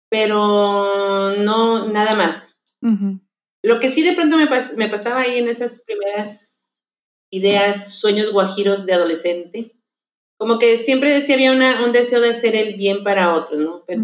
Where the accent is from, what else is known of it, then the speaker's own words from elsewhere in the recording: Tulpetlac, State of Mexico, Mexico; born there; o sea, yo nací en el Estado de México, no porque, ya, no porque sea muy grande, que quede claro, sino que el lugar ya no existe porque la ciudad creció